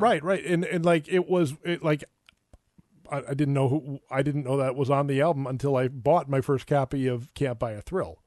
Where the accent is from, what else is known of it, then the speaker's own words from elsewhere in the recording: Minneapolis, Minnesota, United States; I, I, grew up in Minneapolis